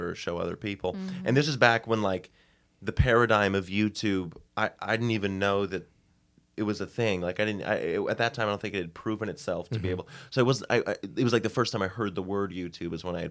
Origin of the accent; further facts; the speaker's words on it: Hamilton, Massachusetts, United States; I'm from Boston, Massachusetts, just like 20 minutes north of there from a little town called Hamilton.